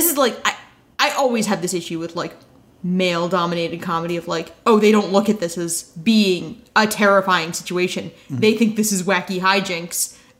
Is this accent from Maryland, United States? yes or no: no; New Jersey, United States; I'm from New Jersey